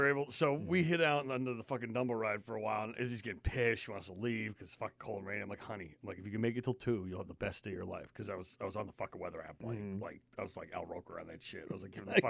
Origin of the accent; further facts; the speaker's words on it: New York, United States; also born or lived in Connecticut; now in Maine, United States; I grew up in New York and Connecticut, and so I grew up in like, you know, highly densely populated areas. I was used to that. Now, I've lived in Maine since, like, 2000, so I've been up here for 20 years.